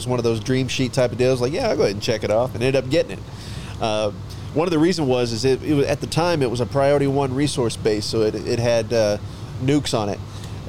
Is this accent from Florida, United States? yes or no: no; Waxahachie, Texas, United States; I'm originally from Waxahachie, Texas, so just south of Dallas.